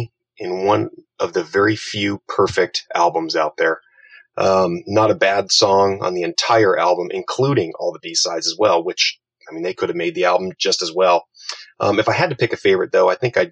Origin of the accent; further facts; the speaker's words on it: United States; As an American fan